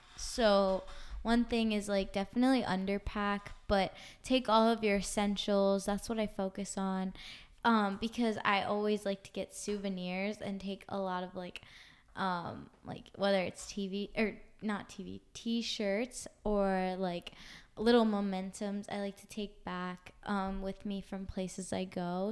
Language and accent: English; Washington, D.C., East Coast, United States; I'm from the East Coast